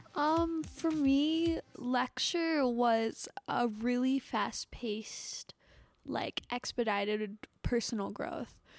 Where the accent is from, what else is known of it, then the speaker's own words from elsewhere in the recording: United States; as American